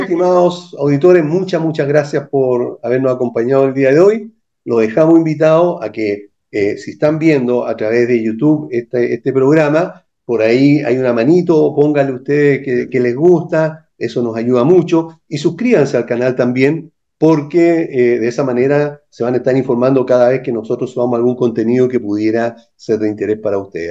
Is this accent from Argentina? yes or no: no; Chile; como buen o mal chileno